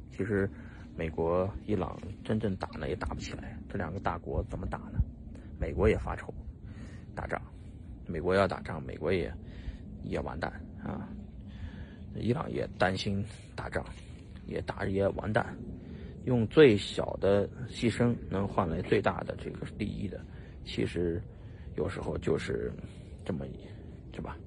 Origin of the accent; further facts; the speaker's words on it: China; 就我们中国人不好受